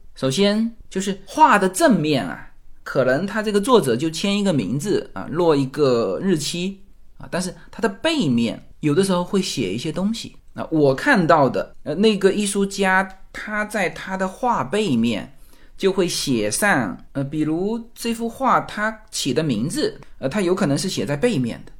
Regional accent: China; 我们中国人

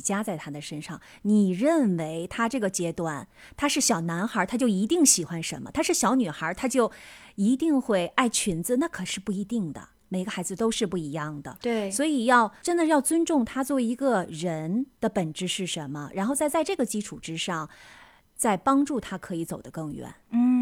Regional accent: China; 我们中国人从小是很少被教导应该怎么样处理自己的情绪的

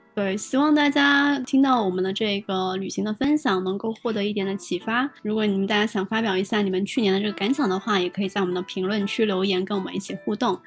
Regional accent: near Shunde, Guangdong, China; 毕竟是我家乡附近

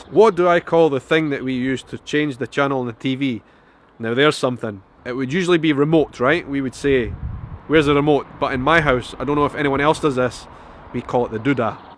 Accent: Edinburgh, Scotland, United Kingdom; accent: Edinburgh; So the Edinburgh accent is basically my accent. I am from Edinburgh, I was born and bred here. I am probably a typical Edinburgh accent example, right?

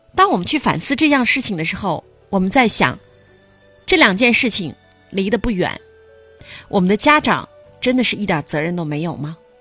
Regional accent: Dalian, Liaoning, China; 对于我们大连人来说可能，呃，有一点伤痛哈

